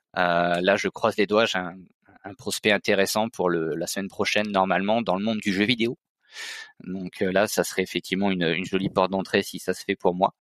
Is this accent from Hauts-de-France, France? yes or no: yes; Nord-Pas-de-Calais, Hauts-de-France, France; moved away as an adult; now in Auvergne-Rhône-Alpes, France; Je suis originaire du Nord-Pas-de-Calais et donc je m'étais déplacé pour les études.